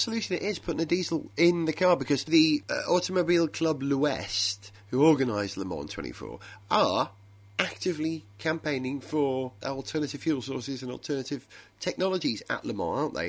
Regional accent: Wales, United Kingdom; I'm a Welshman

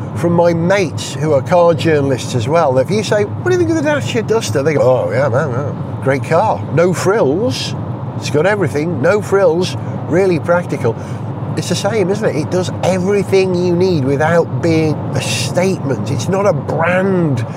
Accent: Holywell, Wales, United Kingdom; moved away; I just went to Holywell, my hometown where I grew up as a child

